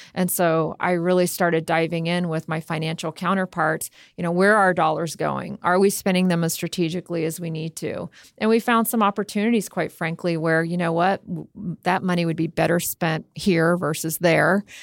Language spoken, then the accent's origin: English; Miami, Florida, United States; also born or lived in Jamaica / Tampa Bay, Florida; I spent most of my life in Miami, Fort Lauderdale. Grew up there.